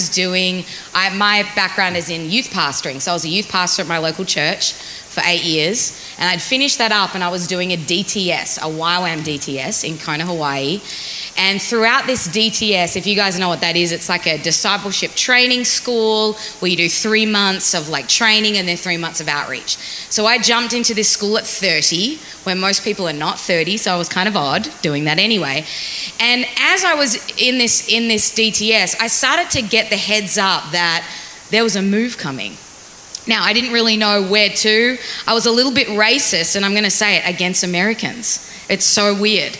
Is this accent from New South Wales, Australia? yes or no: no; Melbourne, Victoria, Australia; moved away as an adult; now in United States; I am from Melbourne, Australia